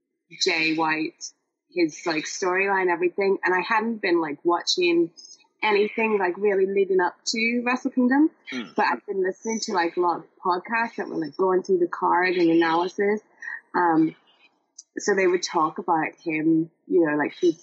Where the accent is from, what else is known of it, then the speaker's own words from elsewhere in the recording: Ireland; being an Irish person that supports all other Irish people